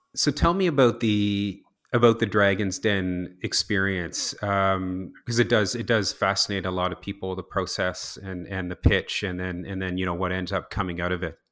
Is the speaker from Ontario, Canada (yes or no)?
no; New Brunswick, Canada; also born or lived in Toronto; I was born and raised in Ross, Saint New Brunswick